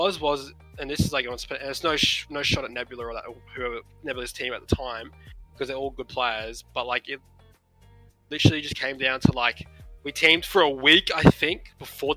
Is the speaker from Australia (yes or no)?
yes; Brisbane, Queensland, Australia; we're all from Brisbane